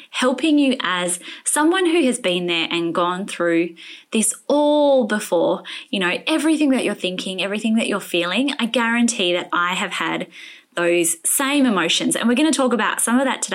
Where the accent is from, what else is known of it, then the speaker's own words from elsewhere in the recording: Perth, Western Australia, Australia; Rebecca lives in my hometown